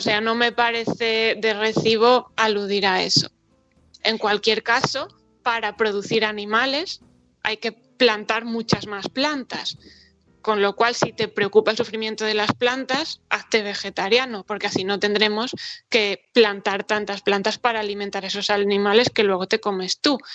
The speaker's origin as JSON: {"language": "Spanish", "country": "Spain"}